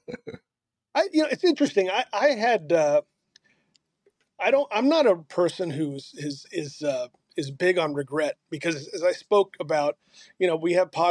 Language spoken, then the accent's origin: English; Houston, Texas, United States; also born or lived in California; Houston was my hometown